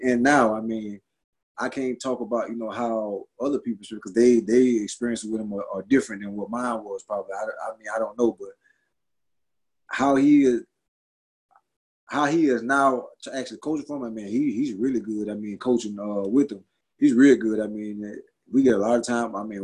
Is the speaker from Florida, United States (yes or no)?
yes; Florida, United States; I'm from Florida